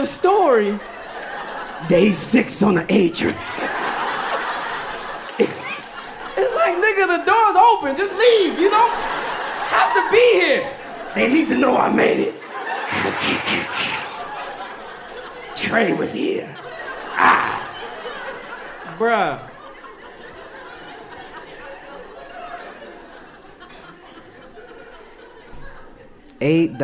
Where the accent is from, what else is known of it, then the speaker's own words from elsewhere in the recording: Yonkers, New York, United States; I'm from Yonkers